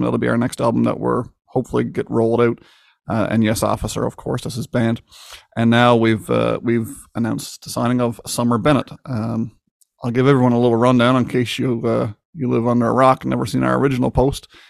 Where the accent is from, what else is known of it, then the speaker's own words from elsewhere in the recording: Newfoundland and Labrador, Canada; I grew up just like any other kid in Newport, Newfoundland